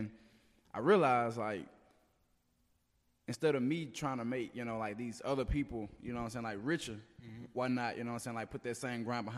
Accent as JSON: {"language": "English", "town": "Jackson", "region": "Mississippi", "country": "United States", "also_born_or_lived": "Byram / Terry", "said": "Oh, I'm originally from North Jackson, but I had like moved to like Byram and Terry."}